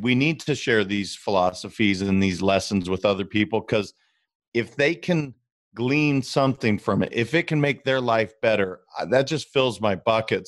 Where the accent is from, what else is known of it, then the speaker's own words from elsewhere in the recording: Montana, United States; I'm from Montana